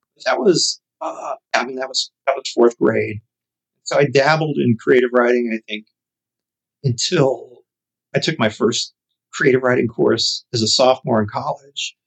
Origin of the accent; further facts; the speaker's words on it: Chicago, Illinois, United States; growing up on the South Side of Chicago